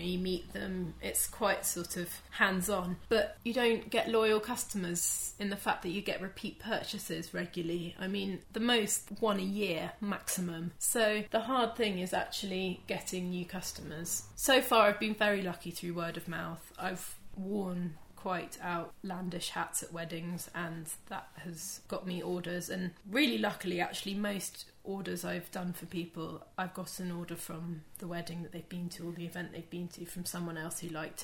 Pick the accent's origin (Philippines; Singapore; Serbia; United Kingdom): United Kingdom; being British